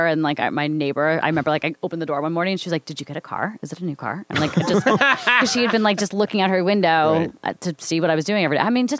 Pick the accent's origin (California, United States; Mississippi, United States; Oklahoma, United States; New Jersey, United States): New Jersey, United States; Yeah. In Jersey.